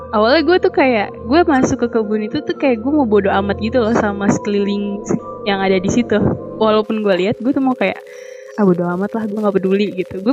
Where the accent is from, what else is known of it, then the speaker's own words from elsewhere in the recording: Jakarta, Indonesia; kalau gue sih asli Jakarta cuman kalau nyokap bokap gue emang nyokap gue dari Jawa Tengah kalau bokap gue dari Jawa Timur